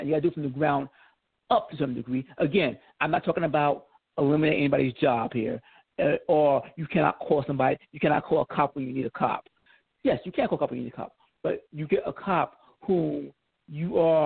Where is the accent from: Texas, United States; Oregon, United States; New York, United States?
New York, United States; also born or lived in Georgia; now in California, United States; I grew up as a New Yorker all the way through.